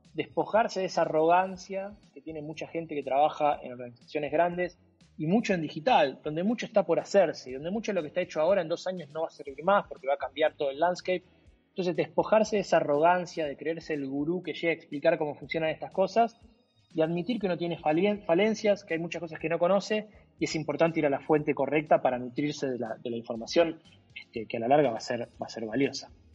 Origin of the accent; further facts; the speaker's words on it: Argentina; como argentino, crecí con el póster de él